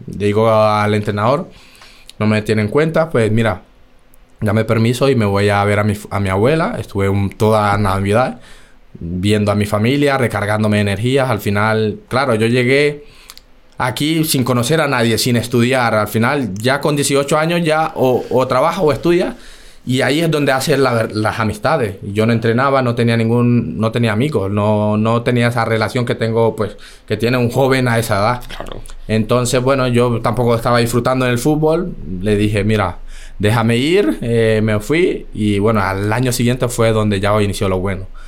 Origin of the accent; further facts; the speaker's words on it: Chocó, Colombia; moved away as an adult; also born or lived in Bogotá, Colombia; now in Spain; yo soy colombiano, llevo ya aquí 11 años, cumplo ahora en, en noviembre. Y nada, inicié en el equipo de mi pueblo